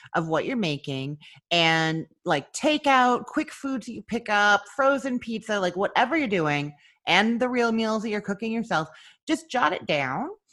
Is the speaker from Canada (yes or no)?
yes; Canada; now in Florida, United States; I'm originally from Canada, and now I live in Florida.